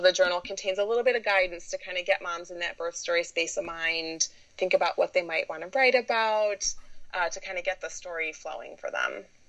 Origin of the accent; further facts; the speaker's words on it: Michigan, United States; I was born and raised in Michigan, been here pretty much my whole life